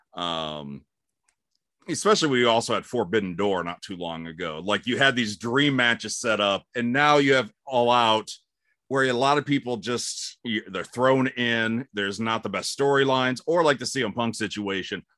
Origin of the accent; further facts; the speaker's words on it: Cleveland, Ohio, United States; moved away as an adult; also born or lived in Albuquerque, New Mexico / Fort Wayne, Indiana / Warsaw, Indiana / Los Angeles; now in Atlanta, United States; I grew up in Cleveland, and I love Cleveland